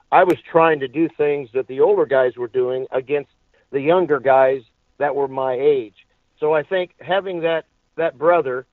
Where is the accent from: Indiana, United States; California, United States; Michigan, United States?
Indiana, United States; Indianapolis; also born or lived in Bloomington, Indiana; when I was about 17 months old, my family moved to Indianapolis on the west side